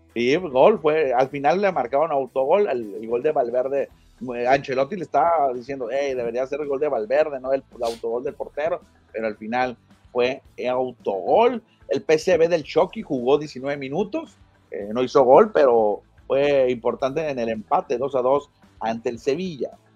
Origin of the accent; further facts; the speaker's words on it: Nogales / Hermosillo, Sonora, Mexico; yo soy de Nogales y yo, siempre le digo a los Naranjeros, pero porque soy de Hermosillo, ¿no? Aunque vivía en Nogales